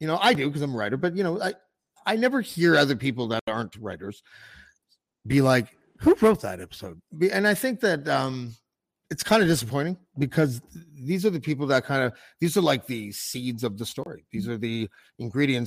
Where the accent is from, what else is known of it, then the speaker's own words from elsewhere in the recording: Canada; I'm a Canadian